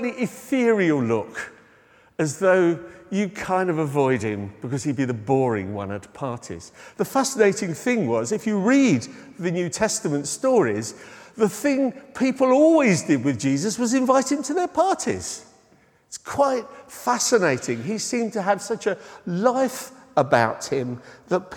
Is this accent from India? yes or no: no; United Kingdom; being British